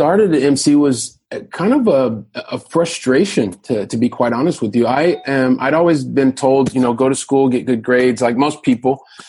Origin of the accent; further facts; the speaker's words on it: Columbus, Ohio, United States; So I guess I'm a guy from Columbus, Ohio, so from the Midwest of the United States